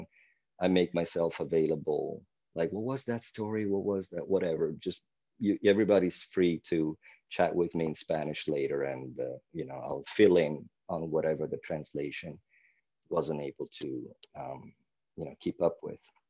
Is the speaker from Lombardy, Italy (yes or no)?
yes; Milan, Lombardy, Italy; first language Italian; English is a second language; moved away; I was born in 1975 in Milan, Italy.